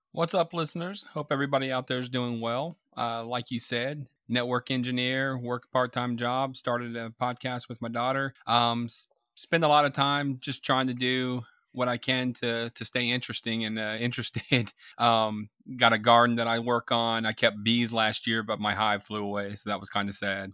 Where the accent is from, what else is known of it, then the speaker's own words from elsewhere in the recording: Tampa, Florida, United States; I grew up in Florida, Tampa Bay, Florida